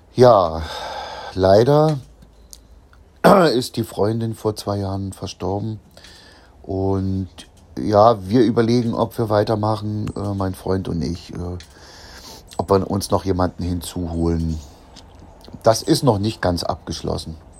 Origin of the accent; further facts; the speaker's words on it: Germany; bei uns in der DDR